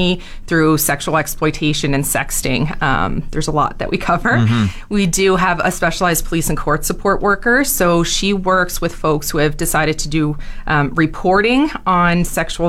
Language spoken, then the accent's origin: English; Cape Breton, Nova Scotia, Canada; moved away as an adult; now in Fort McMurray, Canada; my parents worked out here in the 80s, but I am a Cape Breton girl, so I was actually raised in Cape Breton